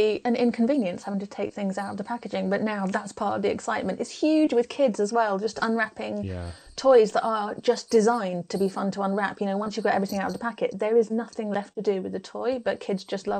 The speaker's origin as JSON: {"language": "English", "town": "Lincoln", "region": "East Midlands", "country": "United Kingdom", "tie": "born or raised there", "said": "So when I said I was from Lincoln, people would go, oh, a lovely castle. I was like, yeah, but that's not where you spend your teen years."}